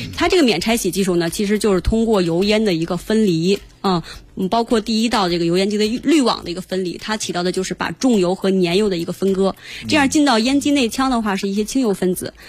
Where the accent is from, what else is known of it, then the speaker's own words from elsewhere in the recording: China; 从我们中国人这个饮食文化上来讲